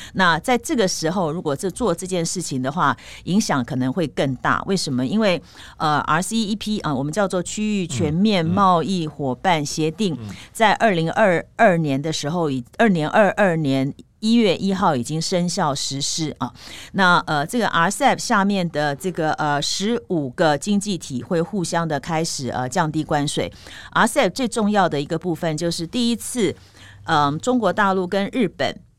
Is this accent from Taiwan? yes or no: yes; Taiwan; 所以一般我们台湾这边是认为说它这样的机会不高